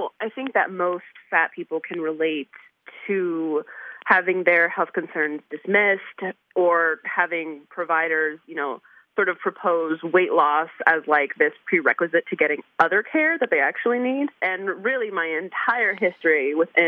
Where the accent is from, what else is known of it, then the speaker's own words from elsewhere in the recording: New York, United States; moved away; I'm from New York